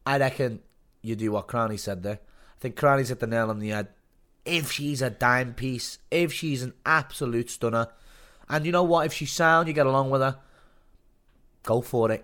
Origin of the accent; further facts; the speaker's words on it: Liverpool, North West England, United Kingdom; now in south coast, England; I'm from Liverpool.